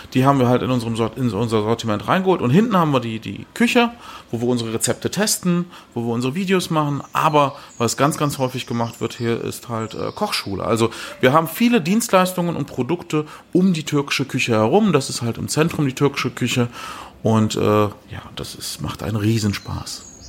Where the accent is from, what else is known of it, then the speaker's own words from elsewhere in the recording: Germany; Ich bin ja in Deutschland geboren, Eltern Gast, als Gastarbeiter